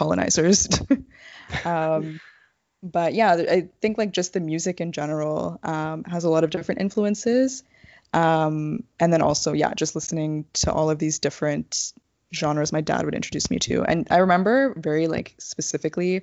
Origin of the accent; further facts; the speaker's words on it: Brampton, Ontario, Canada; also born or lived in Scarborough / North York; I moved to Brampton and lived, like, I grew up there